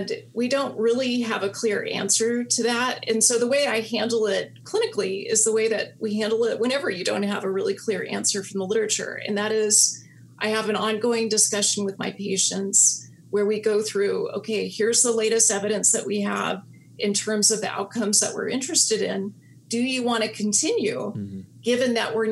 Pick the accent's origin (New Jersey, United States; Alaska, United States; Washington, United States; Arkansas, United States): Alaska, United States; now in California, United States; growing up in Alaska where humans do not have the upper hand